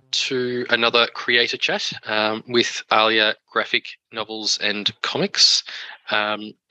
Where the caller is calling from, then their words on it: Melbourne, Victoria, Australia; I'm coming today from um, Wurundjeri land